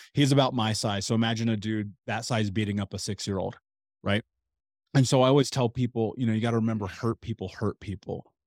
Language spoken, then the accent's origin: English; Indianapolis, Indiana, United States; I grew up in Indianapolis